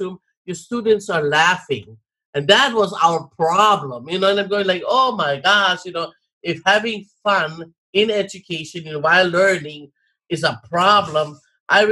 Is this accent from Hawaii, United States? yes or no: yes; Hawaii, United States; I am Hawaiian and my responsibility is to help my people.